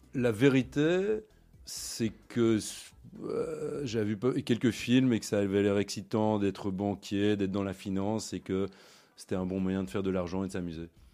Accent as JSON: {"language": "French", "town": "Brussels", "region": "Brussels-Capital Region", "country": "Belgium", "tie": "born or raised there", "also_born_or_lived": "London / Hong Kong", "moved": "as an adult", "said": "je suis né à Bruxelles, j'ai grandi à Bruxelles, j'ai étudié à Bruxelles aussi"}